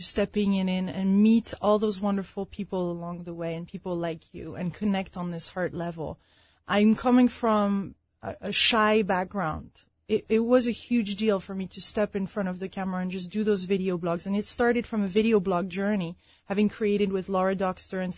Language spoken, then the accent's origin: English; France; moved away; also born or lived in London / Chicago; I'm originally from France